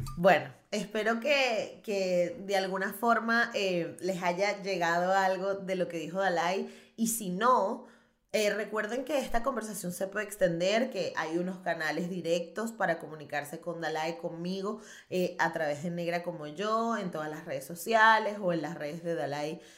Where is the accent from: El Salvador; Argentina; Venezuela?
Venezuela; moved away as an adult; now in Barcelona, Spain; Yo soy venezolana